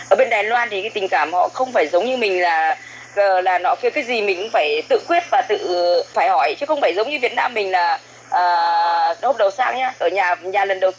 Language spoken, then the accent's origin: Vietnamese; Yen Dinh, Thanh Hóa, Vietnam; now in Co To, Vietnam; À, vâng, à, quê quê của em thì là chính thức là ở Yên Định Thanh Hóa Hóa.